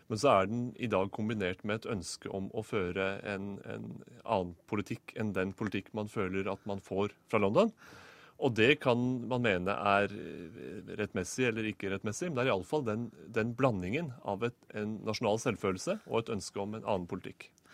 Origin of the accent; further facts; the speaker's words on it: Norway; som nordmann